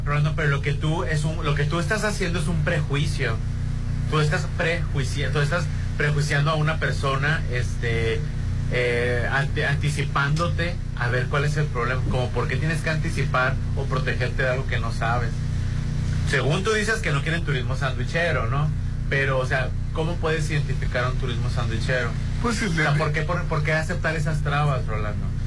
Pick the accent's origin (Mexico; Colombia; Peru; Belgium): Mexico; como somos mexicanos